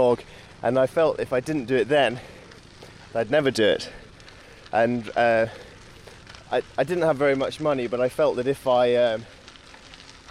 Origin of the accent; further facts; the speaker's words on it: Yorkshire and the Humber, United Kingdom; being a Yorkshireman